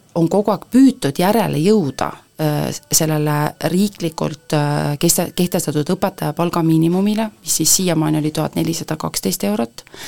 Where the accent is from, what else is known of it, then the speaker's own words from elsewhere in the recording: Põltsamaa, Jõgeva County, Estonia; ma olen Põltsamaal sündinud